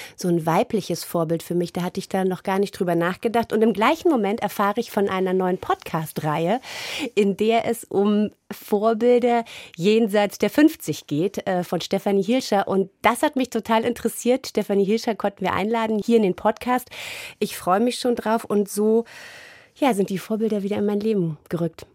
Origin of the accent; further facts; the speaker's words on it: Germany; ich bin ja in der DDR aufgewachsen